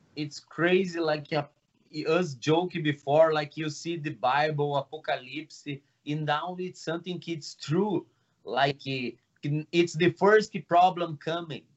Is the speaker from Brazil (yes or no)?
yes; Brazil; English is a second language; now in Toronto, Canada; I'm from Brazil.